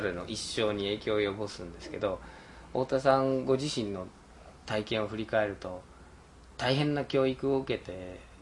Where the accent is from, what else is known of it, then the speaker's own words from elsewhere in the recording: United States; 僕自身アメリカに生まれ育って